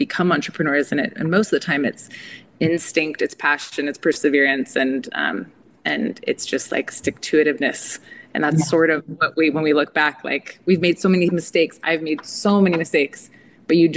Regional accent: Southern California, United States; I grew up in Southern California around a lot of like agriculture farming towns.

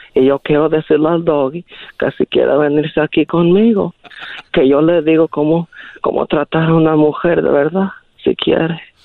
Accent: Guadalajara, Jalisco, Mexico; also born or lived in Zacatecas; now in Modesto, United States; yo nací en Guadalajara

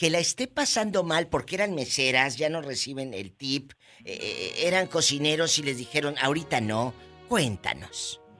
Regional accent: Dominican Republic; Yo soy, soy dominicano.

